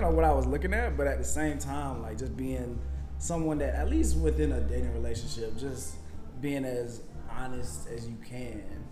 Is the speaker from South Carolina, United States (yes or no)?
yes; Florence, South Carolina, United States; now in Atlanta, United States; I'm originally from Florence, South Carolina. So, real small town. Everybody know everybody.